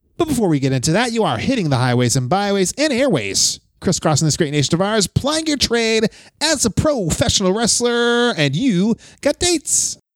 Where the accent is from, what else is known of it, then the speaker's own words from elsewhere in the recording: Wakefield, Massachusetts, United States; it's in Wakefield now, my hometown